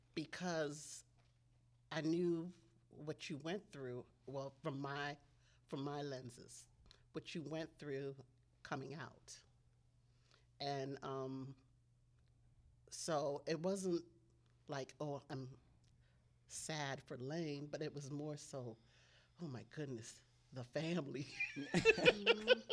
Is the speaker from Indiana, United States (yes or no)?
no; Maryland, United States; also born or lived in Ghana; I am from Maryland, um, by way of Ghana, West Africa.